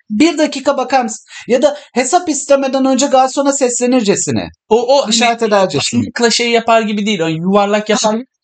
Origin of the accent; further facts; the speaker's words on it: Istanbul, Turkey; born there; Hani ben Sivaslıyım evet yani babam tarafım Sivas'lı evet ama ben İstanbul'da doğdum.